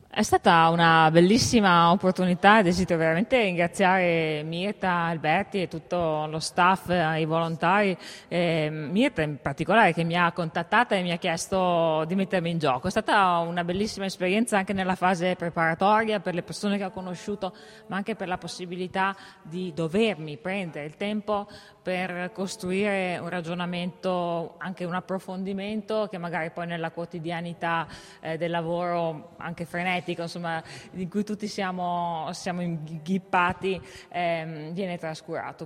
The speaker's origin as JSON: {"language": "Italian", "area": "Val di Fiemme", "region": "Trentino-Alto Adige", "country": "Italy", "tie": "born or raised there", "also_born_or_lived": "Innsbruck", "said": "Io sono nata nelle Dolomiti, sono originaria della Val di Fiemme"}